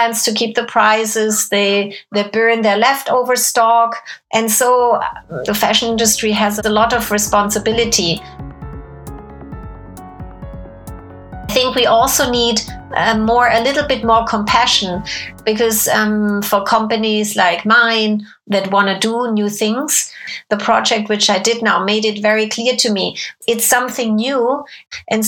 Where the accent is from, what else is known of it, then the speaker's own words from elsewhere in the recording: Germany; moved away as an adult; I grew up in Germany from when I was 7 until 18.